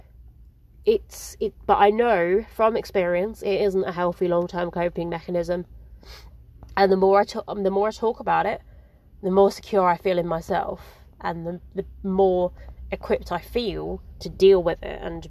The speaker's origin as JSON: {"language": "English", "region": "England", "country": "United Kingdom", "said": "I'm English"}